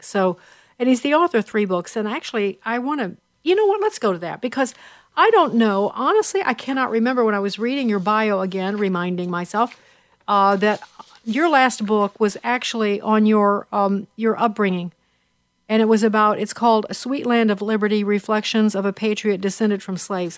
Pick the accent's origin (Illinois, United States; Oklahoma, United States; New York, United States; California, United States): Illinois, United States; Chicago; moved away; Chicago's my hometown